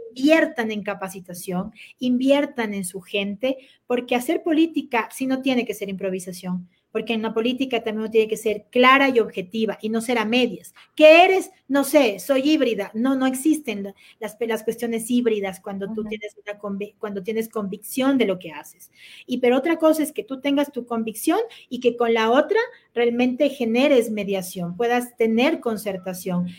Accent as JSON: {"language": "Spanish", "town": "Quito", "region": "Pichincha", "country": "Ecuador", "tie": "born or raised there", "said": "soy quiteña, no venezolana, ni cuencana"}